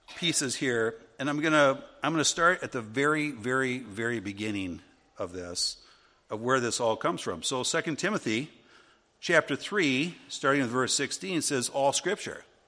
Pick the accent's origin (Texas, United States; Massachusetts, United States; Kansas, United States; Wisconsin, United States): Wisconsin, United States; where I grew up in Wisconsin